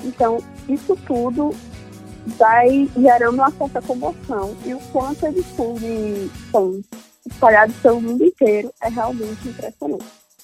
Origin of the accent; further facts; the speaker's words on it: Maceió, Alagoas, Brazil; eu sou de Maceió, Alagoas, sou jornalista